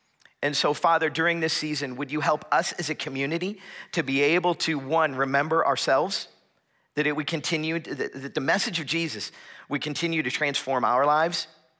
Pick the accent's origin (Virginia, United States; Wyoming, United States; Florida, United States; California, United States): Florida, United States; moved away as an adult; I am originally from South Florida, back where it is warm and tropical all year round, kind of grew up as a beach kid.